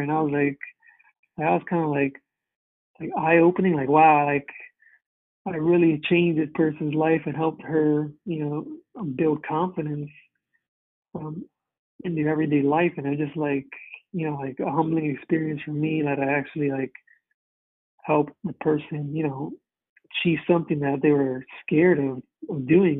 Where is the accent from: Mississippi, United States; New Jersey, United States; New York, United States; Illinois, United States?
New Jersey, United States; moved away as an adult; now in Connecticut, United States; I'm originally from Jersey, moved out to Connecticut